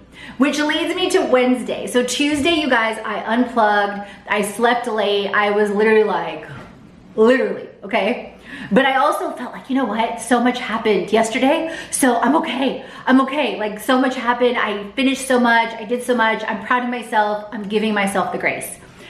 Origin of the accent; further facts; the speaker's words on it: Houston, Texas, United States; now in Atlanta, United States; I grew up in Houston. I'm half Polish, half Bulgarian, grew up in Houston